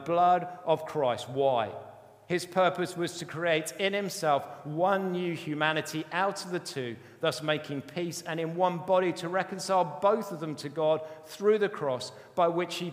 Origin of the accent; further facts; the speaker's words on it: United Kingdom; we're very British